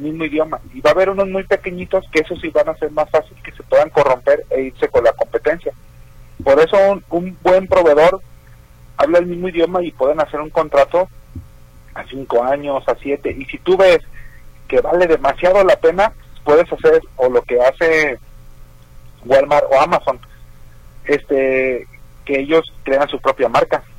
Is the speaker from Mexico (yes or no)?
yes; Jalisco, Mexico; allá de mi pueblo, allá por Tihuamo, Jalisco